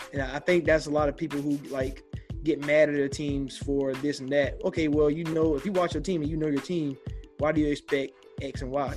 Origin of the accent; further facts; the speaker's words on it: Augusta, Georgia, United States; I'm from Augusta, so it's right there on the border